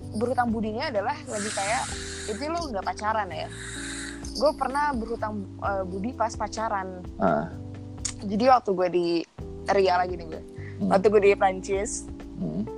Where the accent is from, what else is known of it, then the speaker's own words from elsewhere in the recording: Indonesia; moved away as an adult; now in France; gue balik ke Indonesia